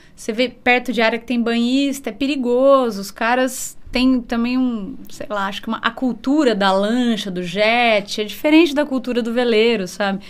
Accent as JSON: {"language": "Portuguese", "town": "Bauru", "region": "São Paulo", "country": "Brazil", "tie": "born or raised there", "also_born_or_lived": "Jaú", "said": "Então, eu nasci em Jaú, uhum. mas com cinco anos eu já fui para Bauru"}